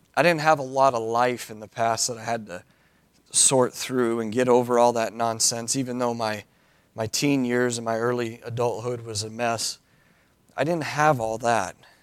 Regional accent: Cody, Wyoming, United States; moved away as an adult; I was born and raised in Cody, Wyoming

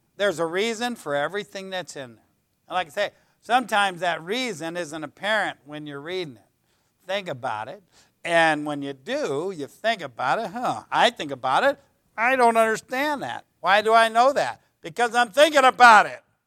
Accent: United States; I love my country. You know, I know it's got a lot of problems, but I'm not ashamed to be an American

